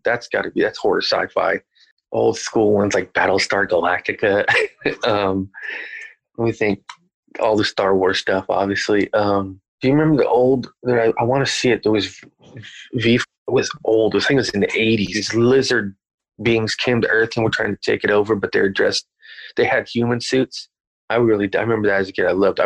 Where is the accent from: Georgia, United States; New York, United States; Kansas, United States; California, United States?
California, United States; Bakersfield; we're all from Bakersfield